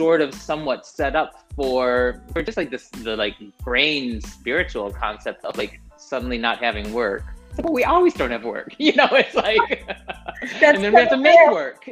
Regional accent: United States; moved away as an adult; now in Tel Aviv, Israel; I live in Tel Aviv now. I moved to Israel. I'm Israeli now, I'm American now.

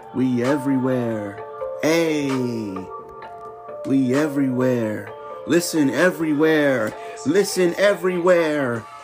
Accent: United States; as an American. Born and raised

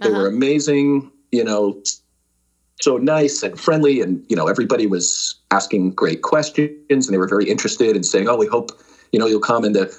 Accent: Connecticut, United States; moved away as an adult; also born or lived in New York City, New York / Pennsylvania / Madison, Wisconsin; now in San Jose, United States; So that's where I was born, and we lived in New York and then outside of New York, and then eventually they moved to the suburbs in Connecticut.

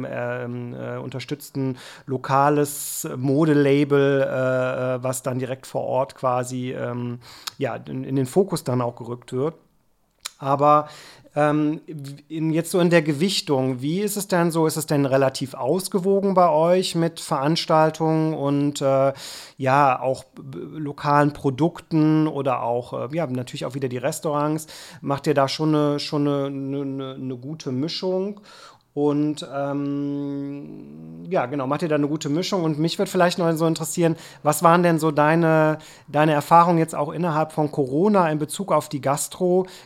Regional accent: Cologne, North Rhine-Westphalia, Germany; Wenn ich als Kölner habe ich ja gar keinen Mehrwert davon, wenn ich in einen Hamburger Blog folge oder einen Frankfurter Blog folge

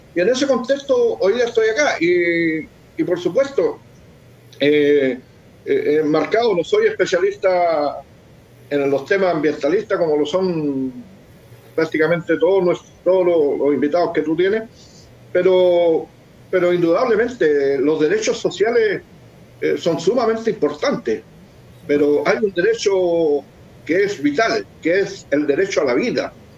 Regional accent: Lota, Biobío, Chile; moved away; yo soy de Lota, nacido criado, malcriado en Lota

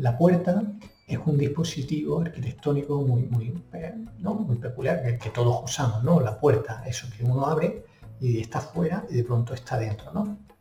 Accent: Granada, Andalusia, Spain; moved away as an adult; now in Washington, D.C., United States; soy de Granada, aunque llevo ya casi 10 años fuera de España

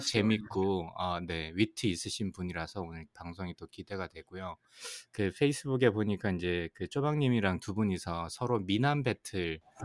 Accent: Ulsan, South Korea; 울산 출신.

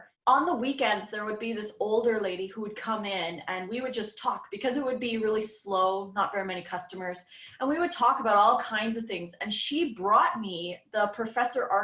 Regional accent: Edmonton, Alberta, Canada; moved away as an adult; now in Oregon, United States; I grew up in Edmonton, Alberta, Canada. So I was there for 38 years, 39 almost.

